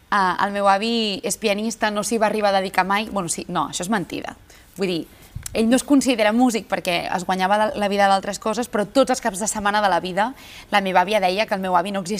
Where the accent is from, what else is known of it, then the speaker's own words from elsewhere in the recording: Badalona, Catalonia, Spain; és casa meva, perquè jo sóc de Badalona